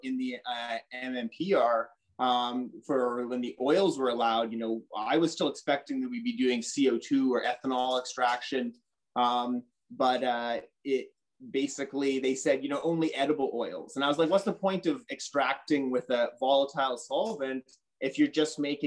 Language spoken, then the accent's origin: English; North Vancouver, British Columbia, Canada; moved away as an adult; also born or lived in Montreal; I grew up in North Vancouver, so kind of in the BC bud culture